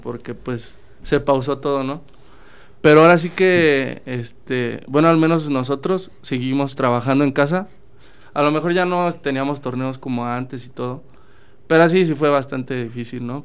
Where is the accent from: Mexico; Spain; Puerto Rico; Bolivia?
Mexico; Salamanca, Guanajuato; Yo soy de Salamanca